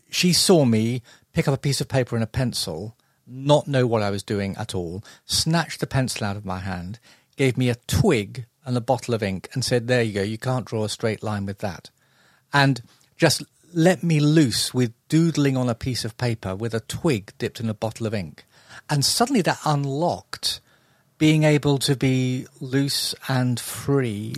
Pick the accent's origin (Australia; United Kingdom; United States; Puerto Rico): United Kingdom; London; also born or lived in Epsom / Muswell Hill, London; I was originally from South London, um, Epsom Way. So I was almost literally born in a stable.